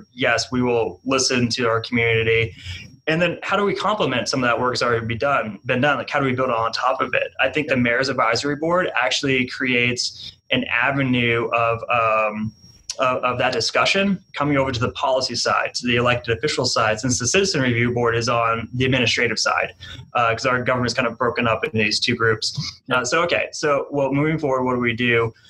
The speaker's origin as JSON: {"language": "English", "region": "New England", "country": "United States", "lives_now": "Wichita, United States", "said": "Like I I'm from New England. I got that New England like Patriots go to the Super Bowl every year."}